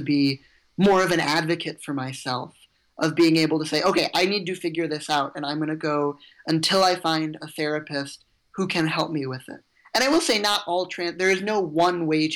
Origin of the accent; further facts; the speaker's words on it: Evanston, Illinois, United States; I grew up in Evanston, just north of Chicago